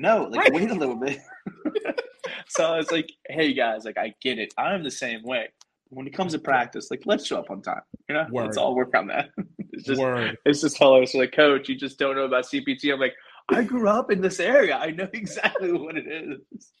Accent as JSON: {"language": "English", "region": "Maryland", "country": "United States", "tie": "born or raised there", "said": "growing up in Montgomery County, like, the majority of my school was mixed."}